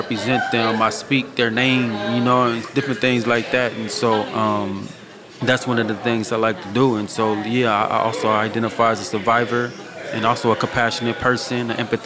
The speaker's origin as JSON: {"language": "English", "region": "West Coast", "country": "United States", "said": "I'm from the West Coast"}